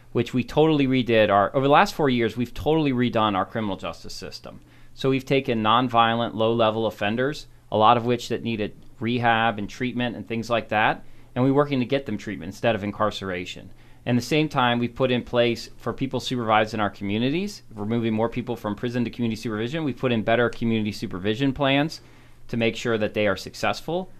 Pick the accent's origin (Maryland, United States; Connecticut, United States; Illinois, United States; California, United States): Maryland, United States; Montgomery Village; also born or lived in Frederick County, Maryland; I grew up down in Montgomery County, grew up in Montgomery Village